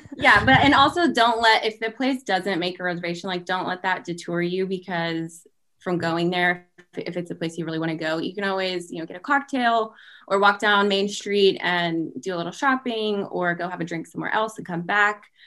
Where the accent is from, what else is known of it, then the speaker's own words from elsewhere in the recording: Waco, Texas, United States; moved away as an adult; also born or lived in Charlotte, North Carolina; now in Columbia, United States; I am actually from Texas and then moved to the Carolinas about four years ago